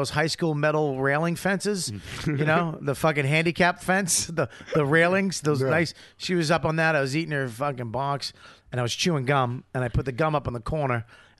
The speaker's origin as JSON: {"language": "English", "country": "Australia", "said": "you know, I'm from Australia. I'm real honest."}